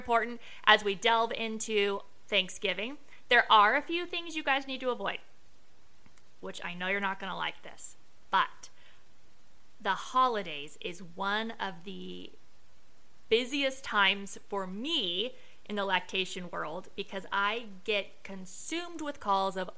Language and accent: English; Las Vegas, Nevada, United States; I am from Vegas